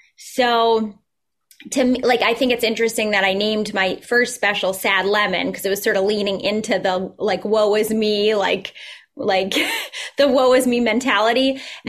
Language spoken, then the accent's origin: English; Newton, Massachusetts, United States; also born or lived in Minnesota; my hometown of Newton